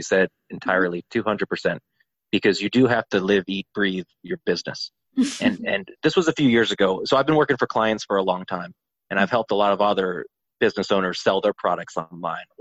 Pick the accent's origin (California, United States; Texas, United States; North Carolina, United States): North Carolina, United States; Asheville; also born or lived in Charlotte, North Carolina; My hometown of Asheville